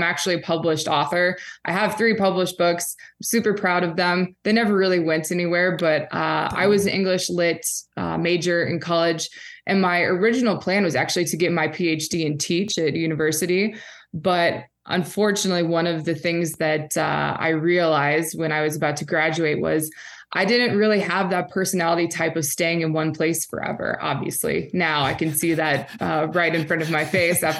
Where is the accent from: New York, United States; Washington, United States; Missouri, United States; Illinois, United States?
Missouri, United States; St. Louis; now in Oregon, United States; I grew up in St. Louis, Missouri.